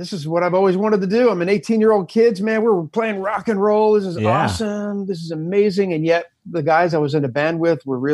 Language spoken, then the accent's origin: English; Camden, New Jersey, United States; I was born right outside of Philadelphia, basically Philadelphia in Camden, New Jersey